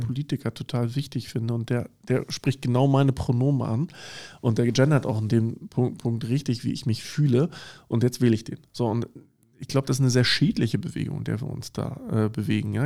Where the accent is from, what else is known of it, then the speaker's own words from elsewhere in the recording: Germany; wir als Deutsche